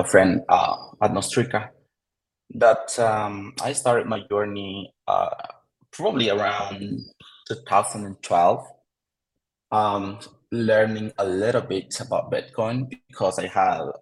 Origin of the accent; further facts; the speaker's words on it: El Salvador; I live in El Salvador. I am from El Salvador.